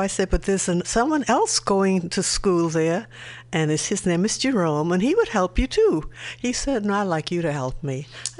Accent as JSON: {"language": "English", "town": "Nassau", "region": "New Providence", "country": "Bahamas", "said": "Nassau, Bahamas. Like we say, or the Commonwealth of Nassau, Bahamas."}